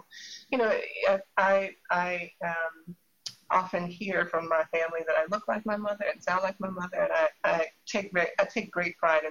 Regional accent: Indianapolis, Indiana, United States; my siblings and I are, on my dad's side, the first generation born in Indianapolis

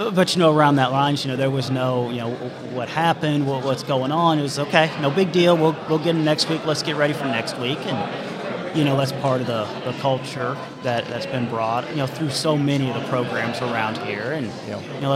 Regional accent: Stillwater, Oklahoma, United States; Originally from Stillwater

